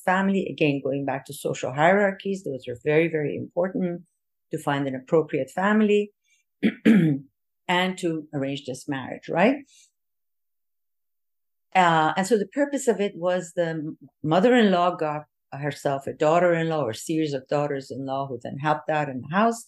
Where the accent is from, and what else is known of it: Iran